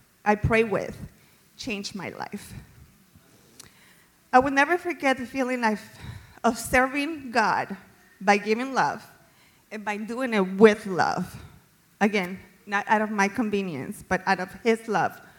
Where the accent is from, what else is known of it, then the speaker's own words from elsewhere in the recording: Colombia; now in United States; I was born and raised in Colombia